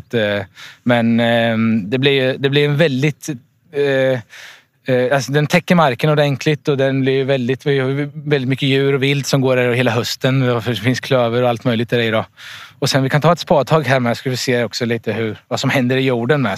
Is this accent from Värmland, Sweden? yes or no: no; Vikbolandet, Östergötland, Sweden; Här, det här är jag uppvuxen, så det här är min föräldragård från början